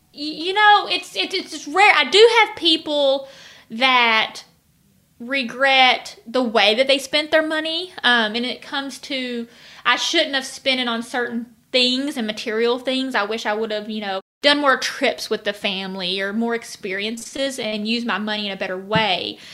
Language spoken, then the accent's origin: English; Arkansas, United States; at least in Arkansas, it's something that I, I've always grown up doing